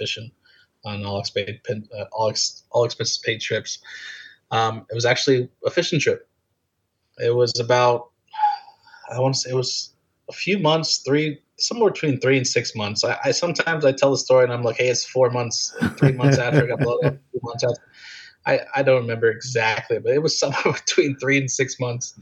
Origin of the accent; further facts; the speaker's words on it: Florida, United States; I'm from Florida